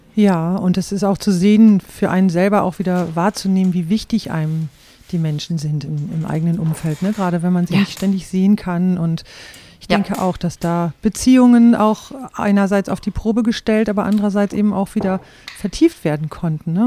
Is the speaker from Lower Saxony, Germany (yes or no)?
yes; Rhauderfehn, Lower Saxony, Germany; Ich bin ja in Rauderfehn aufgewachsen